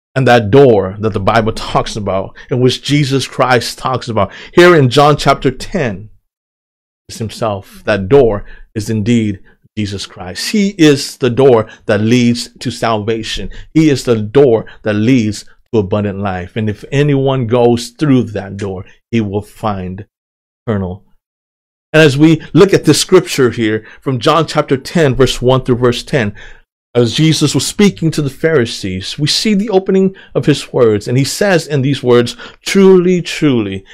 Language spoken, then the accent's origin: English; United States; also born or lived in Thailand; I was two years old when we came to the United States of America